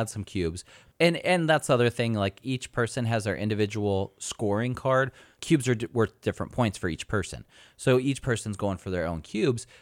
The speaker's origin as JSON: {"language": "English", "region": "California", "country": "United States", "moved": "yes", "said": "I'm from California. We're so sophisticated out there."}